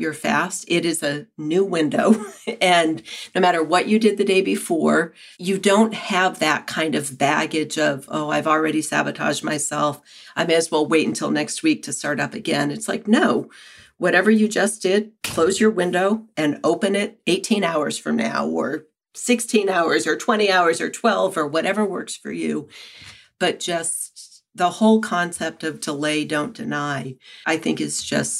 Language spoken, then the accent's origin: English; New Hampshire, United States; moved away as an adult; also born or lived in San Francisco; now in Keene, United States; I grew up in New Hampshire, and after college, I went to San Francisco